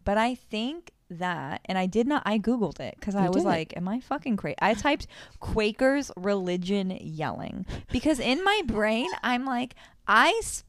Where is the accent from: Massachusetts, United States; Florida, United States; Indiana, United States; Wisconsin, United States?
Florida, United States; I'm from Florida.